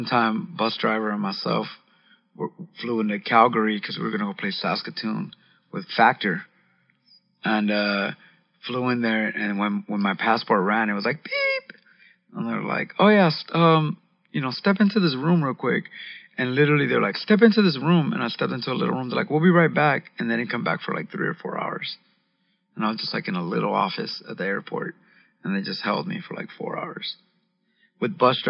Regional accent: Los Angeles, California, United States; I'm from Los Angeles.

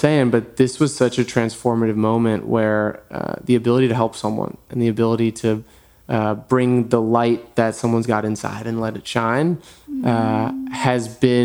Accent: New York, United States; moved away as an adult; also born or lived in Manhattan; now in Los Angeles, United States; I was born in New York, born and raised

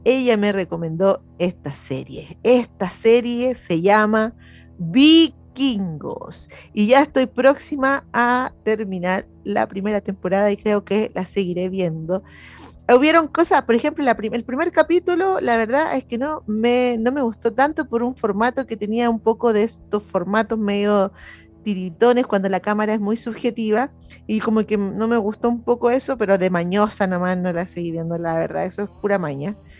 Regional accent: Chile; como somos los chilenos

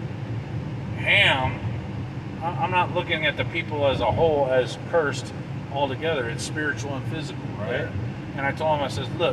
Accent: California, United States; We grew up here in California

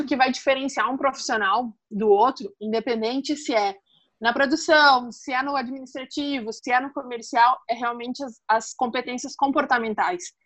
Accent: Estrela, Rio Grande do Sul, Brazil; eu sou de Estrela, no Rio Grande do Sul

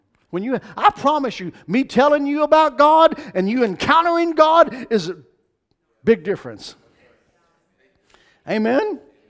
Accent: Kentucky, United States; moved away as an adult; It's Kentucky, from where I'm from. I was born and raised in Kentucky. I don't live there now. I've lived in Florida since 95.

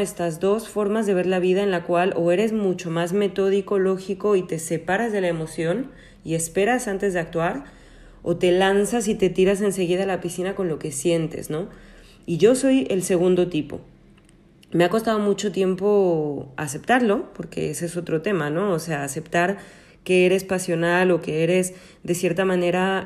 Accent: Mexico; also born or lived in Spain; now in Paris, France; nací y crecí en México, luego estuve en España 12 años

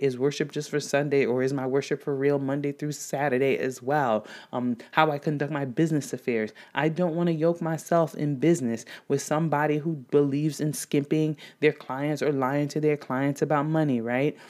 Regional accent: DR Congo; now in United States; growing up in Democratic Republic of Congo, at least before, um, migrating to the United States

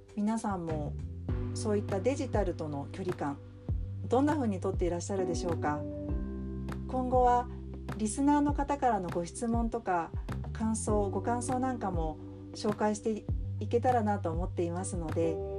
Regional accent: Tokyo, Japan; moved away as an adult; now in Kobe, Japan; 東京生まれ東京育ち

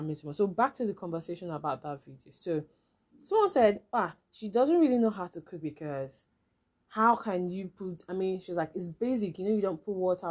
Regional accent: Nigeria; as a Nigerian

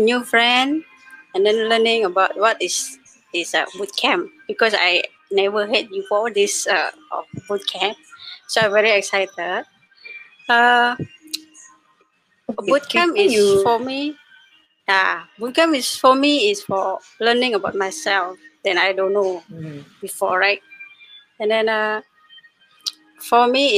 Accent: Indonesia; first language Indonesian; English is a second language; moved away as an adult; now in Singapore; from Indonesia.

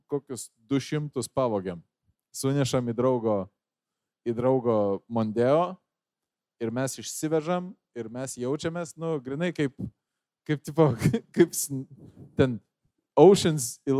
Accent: Lithuania; aš esu iš Fabų. Fabai yra tas rajonas

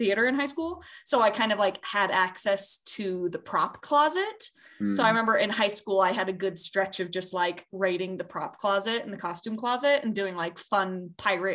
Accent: Wyoming, United States; also born or lived in California; I also grew up in Wyoming

